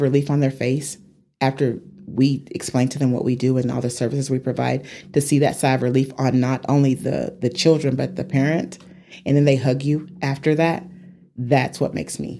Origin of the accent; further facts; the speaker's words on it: Amarillo, Texas, United States; moved away as an adult; also born or lived in Atlanta; I grew up in Hamlet, the Hamlet area.